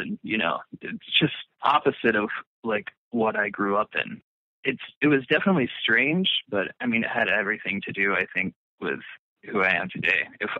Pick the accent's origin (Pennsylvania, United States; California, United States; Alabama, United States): Alabama, United States; also born or lived in Atlanta, Georgia; Well, I was born in Atlanta, lived in a small town outside of Atlanta for like the first 5 years of my life. And then my family moved to Alabama, where I lived for like until I came back when I was like 17.